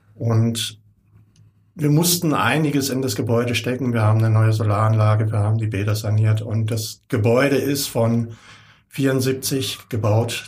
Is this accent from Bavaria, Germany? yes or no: no; Rauher Kapf, Baden-Württemberg, Germany; ich bin genau gegenüber groß geworden am Rauen Kapf. Meine Eltern sind dort 64 hingezogen